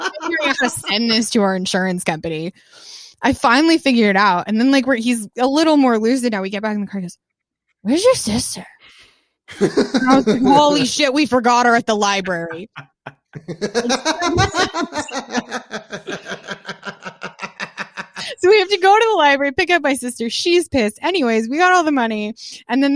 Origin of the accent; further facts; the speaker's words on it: Longmont, Colorado, United States; I grew up in Longmont, Colorado, which is a huge beer town